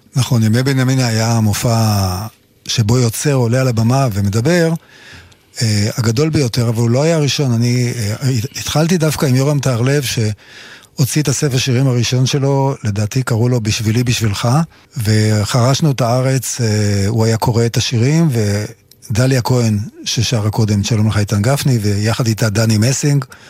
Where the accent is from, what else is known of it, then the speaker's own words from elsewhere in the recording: near the Taninim Stream, Haifa District, Israel; אני נולדתי ליד נחל התנינים, וכשהייתי ילד קטן הייתי הולך עם אבי לנחל הזה